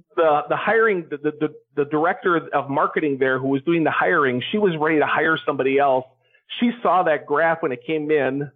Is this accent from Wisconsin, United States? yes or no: yes; Wisconsin, United States; move back to Wisconsin, which is my home state